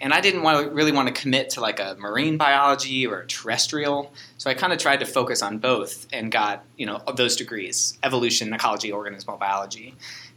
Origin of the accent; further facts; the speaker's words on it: Chicago, Illinois, United States; also born or lived in Wisconsin / Ohio; now in Hawaii, United States; I was born in Wisconsin, grew up in Chicago, and then eventually moved to Ohio just with my family